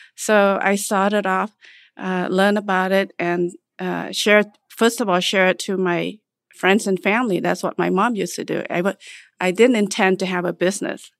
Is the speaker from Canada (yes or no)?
no; Cambodia; also born or lived in Nebraska, United States; now in United States; I was born in Cambodia, and came here to United State, uh, after surviving the genocide in nineteen seventy-nine.